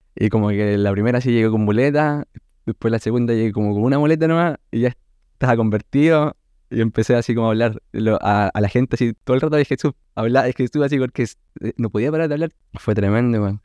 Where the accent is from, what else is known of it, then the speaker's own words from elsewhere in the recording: Chile; Soy de la Viña Conce